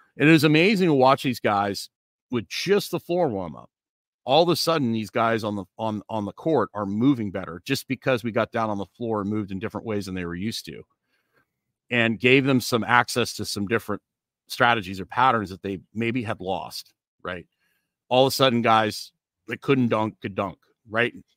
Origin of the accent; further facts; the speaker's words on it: Canada; when I was growing up in Canada